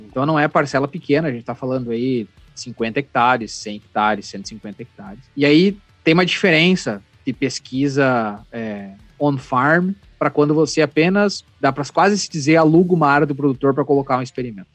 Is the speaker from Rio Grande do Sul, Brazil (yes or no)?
yes; Panambi, Rio Grande do Sul, Brazil; fui jogar na Serpanambi, que é o time lá da minha cidade